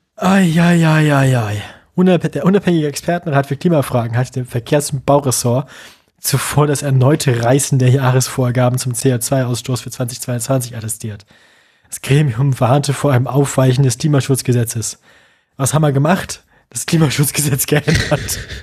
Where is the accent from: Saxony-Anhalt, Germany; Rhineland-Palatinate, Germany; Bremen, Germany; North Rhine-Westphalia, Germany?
Bremen, Germany; meine Heimatstadt